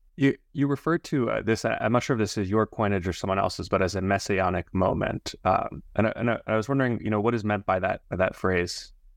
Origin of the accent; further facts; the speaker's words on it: United States; I'm an American